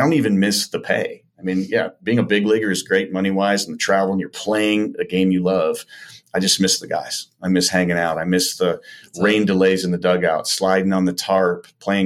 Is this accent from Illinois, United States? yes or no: yes; Chicago, Illinois, United States; I'm originally from the Chicago area